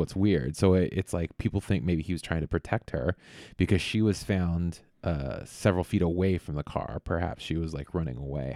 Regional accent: Vallejo, California, United States; also born or lived in Monterey; Vallejo. uh, which is a town where I grew up here in the Bay

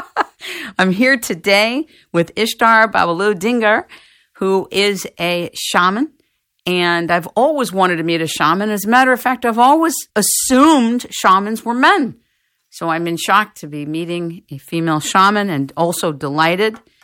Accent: United States; I'm from America

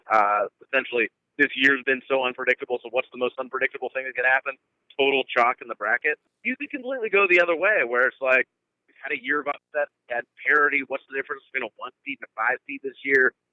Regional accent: Pennsylvania, United States; now in Midwest, United States; I'm originally from Pennsylvania myself

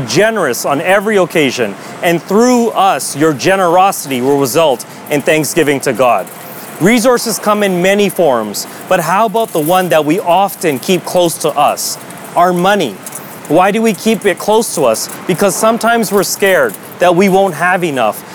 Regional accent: Toronto, Ontario, Canada; I was born and raised in Toronto

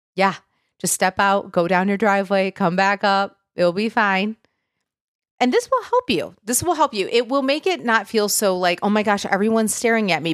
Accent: Michigan, United States; moved away as an adult; now in Tennessee, United States; I'm from Michigan originally

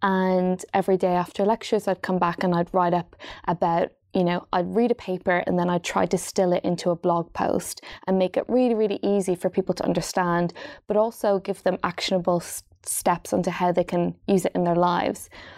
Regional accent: Dundalk, County Louth, Ireland; moved away as an adult; also born or lived in Wales; now in London, United Kingdom; So I grew up in Ireland in a place just north of Dublin called Dundalk, which is beside the sea. And then when I was 18 years of age, I moved to Wales, to the Welsh Valleys

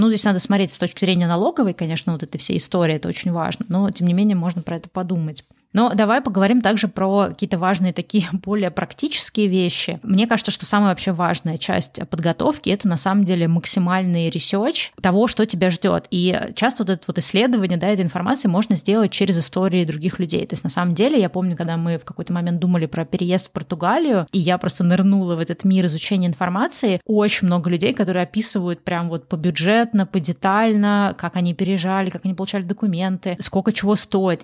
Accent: Saint Petersburg, Russia; moved away as an adult; also born or lived in Moscow, Russia / Egypt / Bali, Indonesia; now in California, United States; Я родилась в Питере, жила и училась тоже в Питере

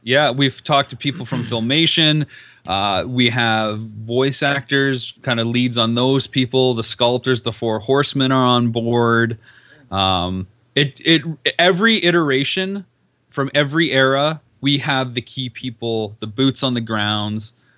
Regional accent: London, Ontario, Canada; now in Las Vegas, United States; I'm from London, Ontario

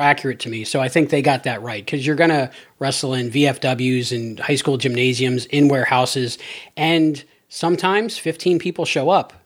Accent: Cape Coral, Florida, United States; my hometown, Cape Coral

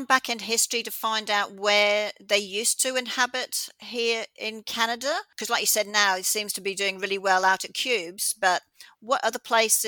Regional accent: Australia; moved away; as an Australian living here now

